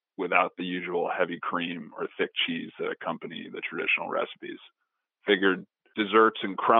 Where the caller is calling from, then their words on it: Boston, Massachusetts, United States; I'm calling from Boston.